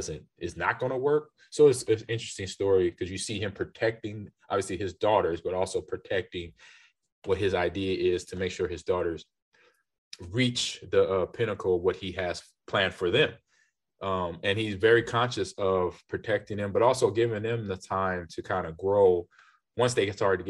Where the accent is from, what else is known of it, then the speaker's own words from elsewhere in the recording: Los Angeles, California, United States; where I grew up in Los Angeles. I was in South Central, which was Crenshaw area